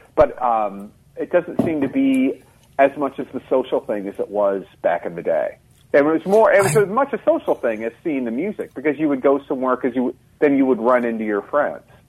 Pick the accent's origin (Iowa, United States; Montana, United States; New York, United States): Iowa, United States; Eldridge; now in Twin Cities, United States; I'm from outside of Davenport, Iowa, little town called Eldridge, which is about 10 miles north of Davenport